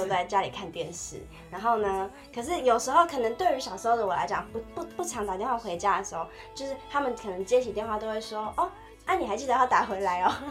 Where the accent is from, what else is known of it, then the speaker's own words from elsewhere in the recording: Tainan, Taiwan; moved away as an adult; also born or lived in Taipei; 因为我是台南人，然后我在台北读书